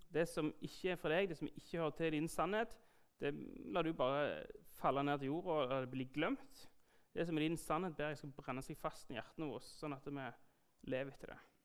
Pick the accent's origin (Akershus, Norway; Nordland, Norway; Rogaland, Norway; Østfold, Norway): Rogaland, Norway; Jæren; er jeg jo skeptikeren fra Jæren